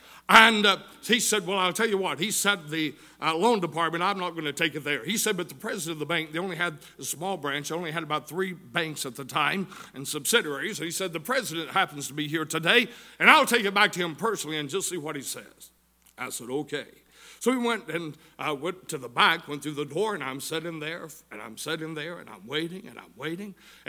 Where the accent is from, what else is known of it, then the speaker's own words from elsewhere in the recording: Tunnel Hill, Georgia, United States; also born or lived in Chatsworth, Georgia; I'm from right here in the Tunnel Hill area. I was born over in Chatsworth.